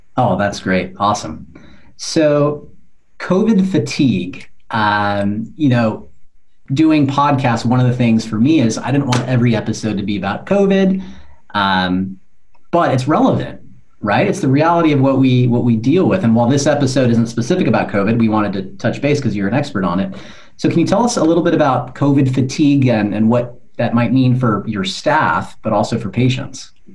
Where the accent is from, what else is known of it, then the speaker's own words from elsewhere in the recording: California, United States; I grew up in California